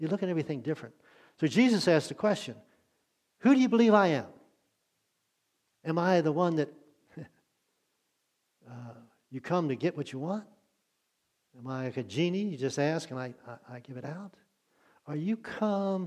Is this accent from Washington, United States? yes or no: no; Maryland, United States; moved away as an adult; I grew up in Maryland